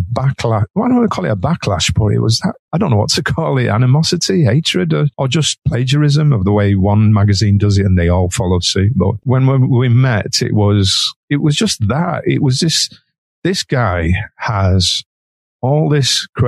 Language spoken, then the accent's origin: English; Manchester, North West England, United Kingdom; I'm Mancunian